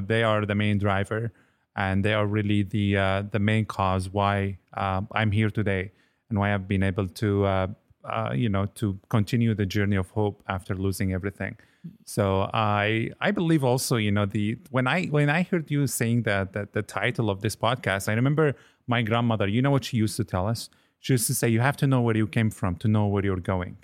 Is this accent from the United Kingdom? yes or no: no; Damascus, Damascus Governorate, Syria; moved away as an adult; also born or lived in Lebanon; now in Nova Scotia, Canada; I was born in the beautiful city of Damascus